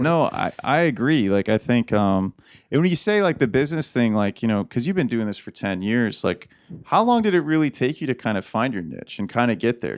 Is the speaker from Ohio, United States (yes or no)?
yes; Toledo, Ohio, United States; I'm from Toledo